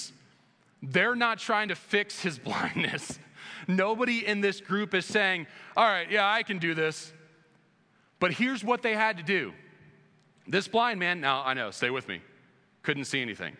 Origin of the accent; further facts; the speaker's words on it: United States; moved away as an adult; now in Indiana, United States; on the East Coast, where I grew up right outside of DC